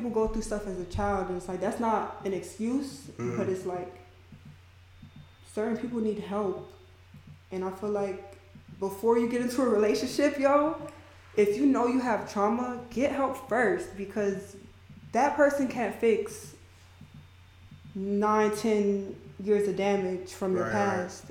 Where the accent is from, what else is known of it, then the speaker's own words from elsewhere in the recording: Miami, Florida, United States; I'm from Miami